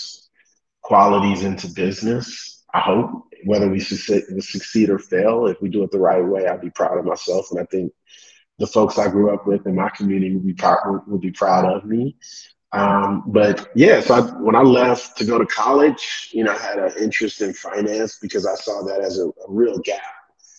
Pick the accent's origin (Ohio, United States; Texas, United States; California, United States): Ohio, United States; Cleveland; moved away as an adult; now in Kenya; I'm from Cleveland, Ohio. So from the Midwest, but from an urban, you know, for those not from the States, the east side of Cleveland